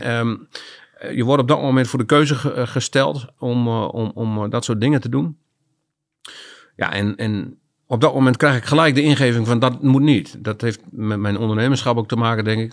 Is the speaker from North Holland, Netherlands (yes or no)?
no; Groningen, Netherlands; also born or lived in Loins (birthplace, Groningen province) / Drachten; ik ben groot geworden in eh, de stad Groningen. Vanaf mijn vierde heb ik daar eh, gewoond.